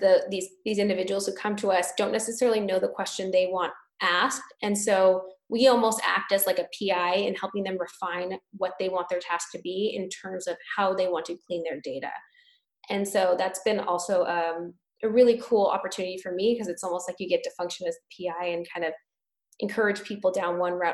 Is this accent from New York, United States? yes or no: no; California, United States; now in Boston, United States; I'm from California.